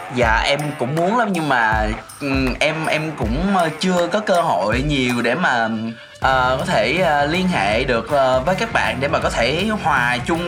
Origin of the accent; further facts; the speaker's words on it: Mekong Delta, Vietnam; em muốn kiểu quảng cáo quê hương của mình đến càng nhiều người càng tốt ừ. để mọi người biết là miền tây nó nhẹ nhàng